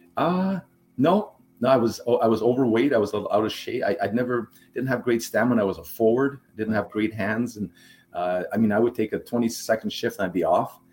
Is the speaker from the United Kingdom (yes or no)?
no; Montreal, Quebec, Canada; first language German; English is a second language; I grew up in Montreal